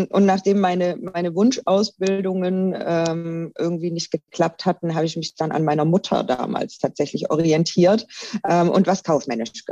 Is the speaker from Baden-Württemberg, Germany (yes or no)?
yes; Baden-Württemberg, Germany; also ich komme ursprünglich aus der Nähe von Stuttgart, bin also äh, ein richtiger Schwabe und wie man das so macht bei uns Schwaben